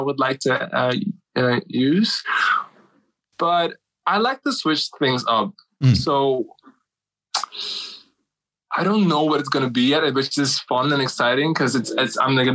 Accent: Suriname; moved away as an adult; now in Amsterdam, Netherlands; my home country, Suriname

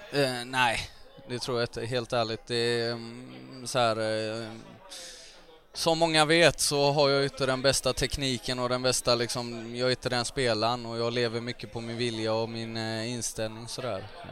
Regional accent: Gothenburg, Västra Götaland, Sweden; jag växte upp i Högsbohöjd. Det ligger eh, nära Frölunda kan man säga

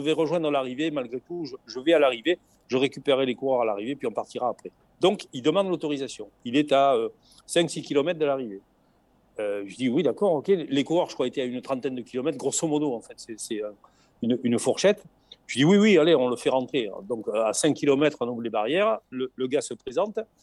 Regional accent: the South, southern France, France; accent: chantant (southern); Nous, chez nous, dans, le Sud

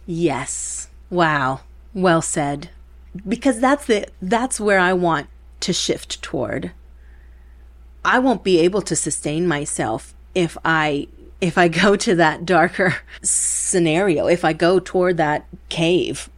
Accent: Milwaukee, Wisconsin, United States; first language Spanish; English is a second language; moved away; also born or lived in Chicago; I grew up in Milwaukee um, with my sister, my older sister, Marisa. Uh, speaking Spanish was our first language

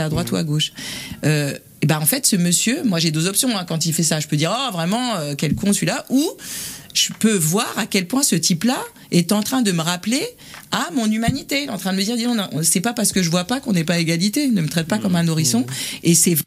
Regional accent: southern suburbs of Paris, Île-de-France, France; je suis né à Paris 13 et j'ai grandi en banlieue sud

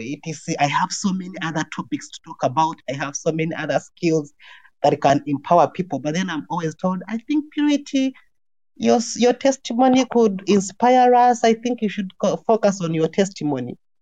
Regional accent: Uganda; moved away as an adult; also born or lived in Kenya; now in Sweden; I am born in Uganda, born and raised in Uganda

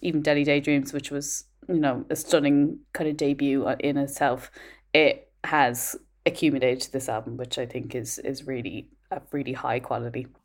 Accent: Ireland; moved away; as an Irish person abroad

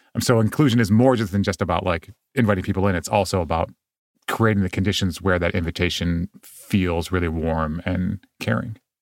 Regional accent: Midwest, United States; grow up Japanese in the Midwest

